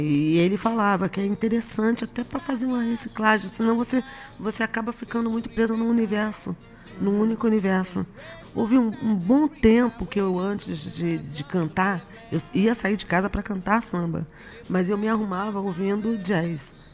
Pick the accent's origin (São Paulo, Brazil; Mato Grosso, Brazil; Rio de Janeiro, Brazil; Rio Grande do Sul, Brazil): Rio de Janeiro, Brazil; nascida e criada na Vila da Penha